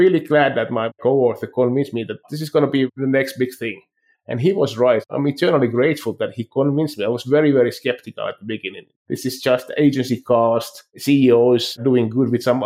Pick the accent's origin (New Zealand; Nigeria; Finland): Finland; moved away as an adult; also born or lived in France / Stockholm, Sweden / Boston, United States / Philadelphia, United States; now in Calgary, Canada; when I was growing up in Finland